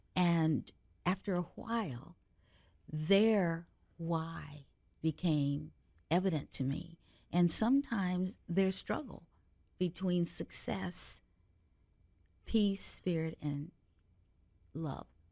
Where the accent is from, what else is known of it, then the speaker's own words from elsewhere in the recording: Cincinnati, Ohio, United States; I grew up in Cincinnati, Ohio